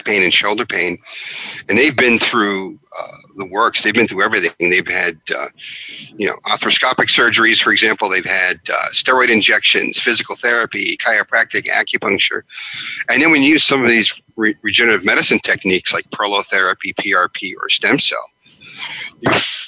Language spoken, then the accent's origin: English; Long Island, New York, United States; also born or lived in Haifa, Israel; I grew up on Long Island, New York.